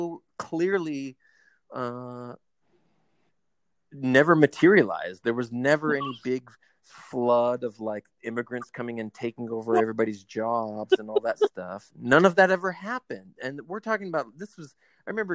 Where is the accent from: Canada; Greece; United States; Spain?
United States; Southern California; growing up in Southern California